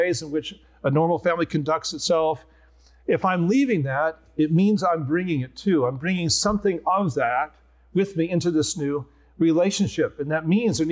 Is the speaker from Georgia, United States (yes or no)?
no; Nebraska, United States; also born or lived in Philadelphia; now in Escondido, United States; I'm Nebraskan